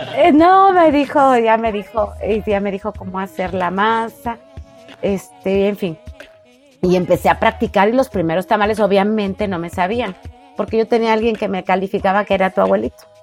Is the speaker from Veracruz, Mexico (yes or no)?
yes; Córdoba, Veracruz, Mexico; somos originarios de Córdoba, Veracruz. Y ya tenemos muchos años aquí